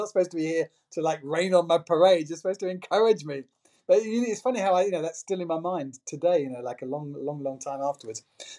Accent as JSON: {"language": "English", "region": "England", "country": "United Kingdom", "tie": "born or raised there", "moved": "as an adult", "lives_now": "Paris, France", "said": "When I grew up in England"}